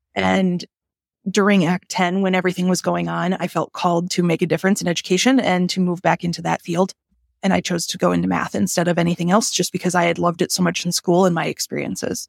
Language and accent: English; Green Bay, Wisconsin, United States; I grew up in Green Bay